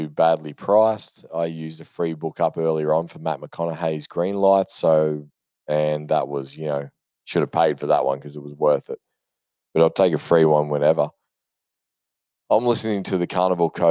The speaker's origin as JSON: {"language": "English", "country": "Australia", "said": "I am Australian"}